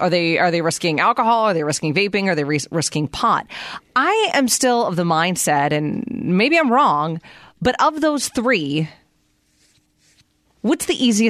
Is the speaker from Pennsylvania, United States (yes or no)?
yes; Pennsylvania, United States; moved away as an adult; now in Arizona, United States; I grew up in Pennsylvania.